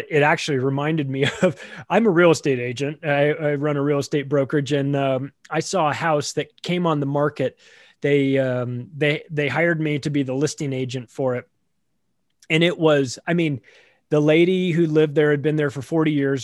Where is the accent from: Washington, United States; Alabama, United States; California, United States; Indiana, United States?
California, United States; Southern; I grew up in Southern California